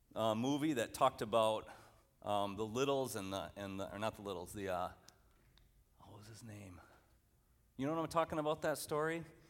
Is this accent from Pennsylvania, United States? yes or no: no; Allendale, Michigan, United States; I grew up in Christian Reformed Church, Allendale, Michigan.